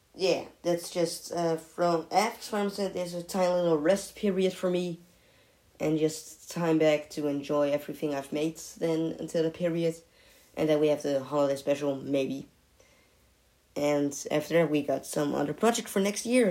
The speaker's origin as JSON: {"language": "English", "country": "Netherlands", "said": "I'm coming from the Netherlands. It's a beautiful country"}